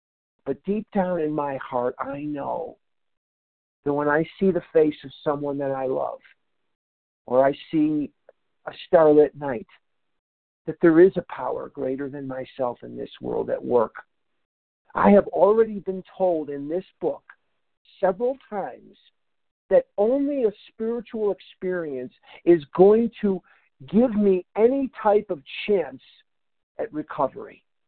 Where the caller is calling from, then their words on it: Albuquerque, New Mexico, United States; I'm calling from Albuquerque, New Mexico this morning at the World Service Business Conference.